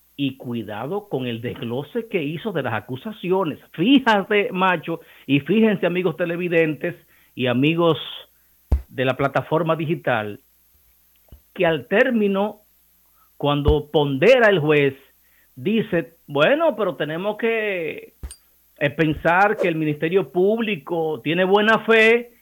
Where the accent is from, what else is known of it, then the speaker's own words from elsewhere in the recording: Cibao, Dominican Republic; accent: Cibaeño; en ese acento encantador de nosotros los ibaeños